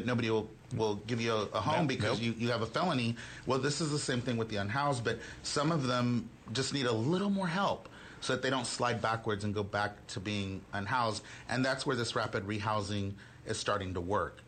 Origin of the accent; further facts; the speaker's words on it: Houston, Texas, United States; also born or lived in Austin; now in Dallas, United States; I was born and raised in Houston.